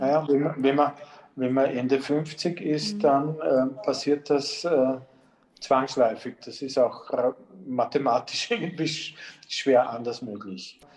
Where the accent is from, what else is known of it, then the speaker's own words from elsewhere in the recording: Blindenmarkt, Lower Austria, Austria; Ich bin im Blindenmarkt bei Amstetten groß geworden, so ab, ab, meinem vierten Lebensjahr und dort in einer dieser typischen niederösterreichischen Siedlungsstraßen aufgewachsen